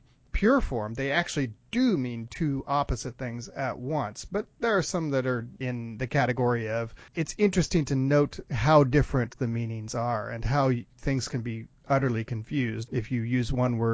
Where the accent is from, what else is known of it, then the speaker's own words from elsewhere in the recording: Contra Costa County, California, United States; I grew up in Contra Costa County in California.